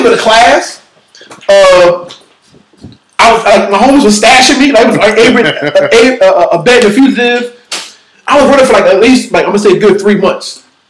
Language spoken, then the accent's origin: English; Philadelphia, Pennsylvania, United States; I am from South Philly.